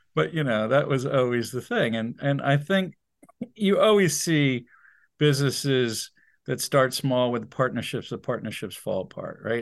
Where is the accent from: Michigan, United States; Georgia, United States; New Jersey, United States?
New Jersey, United States; moved away; also born or lived in Wilmington, Delaware; We're all from New Jersey